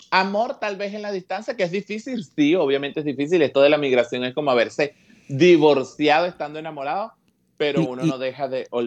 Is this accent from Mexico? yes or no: no; Petare, Miranda, Venezuela; En Petare nos ayudamos muchísimo. Eh, yo vengo de San Blas.